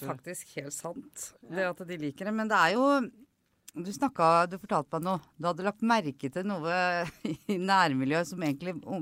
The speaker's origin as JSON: {"language": "Norwegian", "town": "Kodal", "region": "Vestfold", "country": "Norway", "said": "jeg er fra Koddal, og det var ski hele tida"}